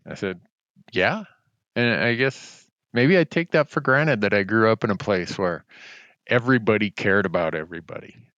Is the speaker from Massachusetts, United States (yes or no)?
no; Big Falls, Minnesota, United States; moved away; I grew up in Big Falls, Minnesota